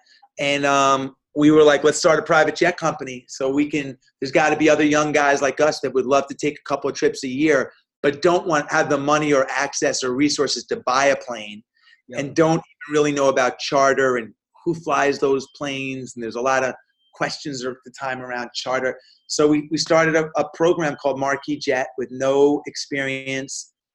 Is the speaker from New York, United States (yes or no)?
yes; New York, United States; I'm a New Yorker